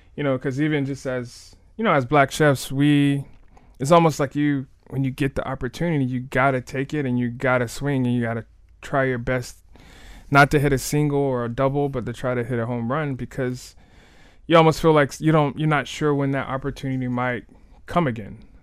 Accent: Miami, Florida, United States; I'm born and raised in Miami

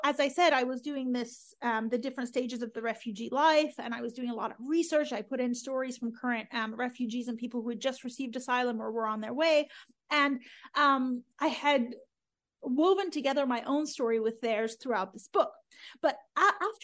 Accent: Oklahoma, United States; also born or lived in Iran; growing up in Oklahoma

